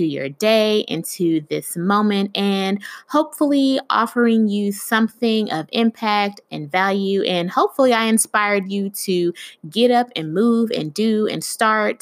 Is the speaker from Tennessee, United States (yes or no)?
no; Miami, Florida, United States; I was born in Miami to a Jamaican mother and a Nigerian father